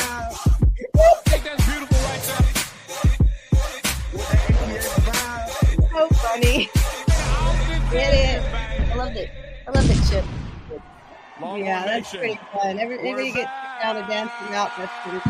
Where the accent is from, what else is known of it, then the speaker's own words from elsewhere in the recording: Austin, Texas, United States; I grew up in Austin